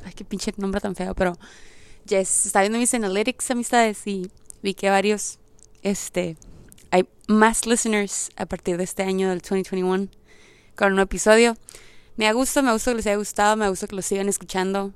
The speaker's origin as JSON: {"language": "Spanish", "country": "Mexico", "also_born_or_lived": "United States", "moved": "yes", "said": "no está tan, tan zarra en mi país"}